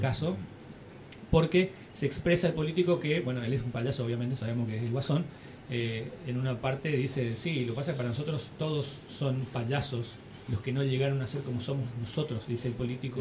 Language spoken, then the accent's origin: Spanish; El Dorado, Misiones, Argentina; Yo, soy del Dorado